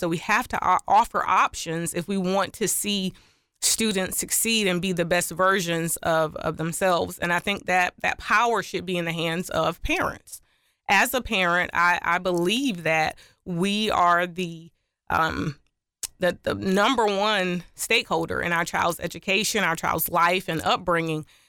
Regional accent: Orangeburg, South Carolina, United States; I was raised in Orange Burg, South Carolina by two educators and administrators

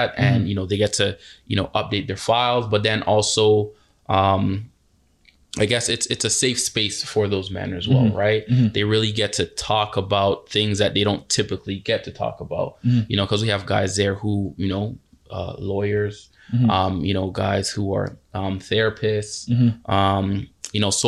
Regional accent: Toronto, Ontario, Canada; I grew up in Galloway

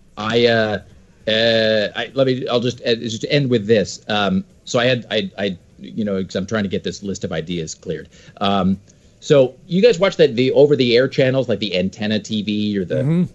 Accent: Washington, United States; now in Portland, United States; I grew up in Washington

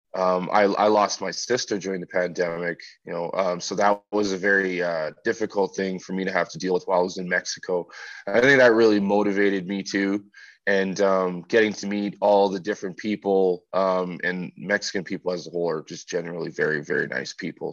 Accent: Winnipeg, Manitoba, Canada; I'm from Winnipeg

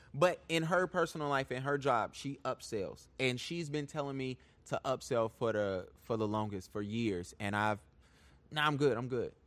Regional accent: Charlotte, North Carolina, United States; I'm from Charlotte. Born and raised.

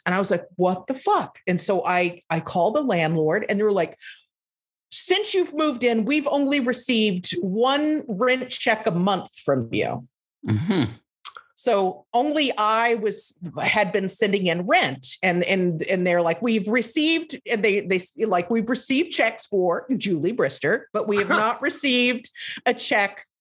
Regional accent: Lubbock, Texas, United States; moved away as an adult; also born or lived in New York; my hometown, from Lubbock, Texas

